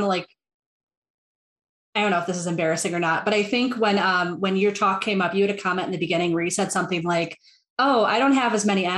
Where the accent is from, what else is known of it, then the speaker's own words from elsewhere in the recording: Milwaukee, Wisconsin, United States; I'm American. I grew up in the Midwest. I'm from Milwaukee, Wisconsin